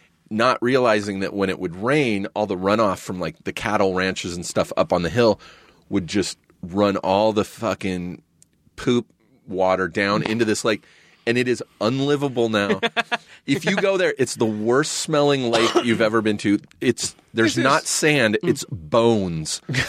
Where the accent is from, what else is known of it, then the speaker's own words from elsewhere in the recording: Southern California, United States; I grew up out here in Southern California.